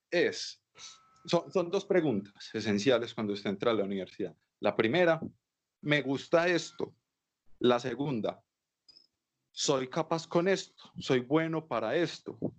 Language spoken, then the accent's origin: Spanish; Antioquia, Colombia; cuando yo llegué de primera sola de Antioquia, yo no sabía yo